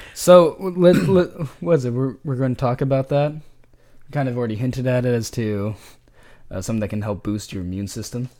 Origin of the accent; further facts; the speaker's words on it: California, United States; I'm from California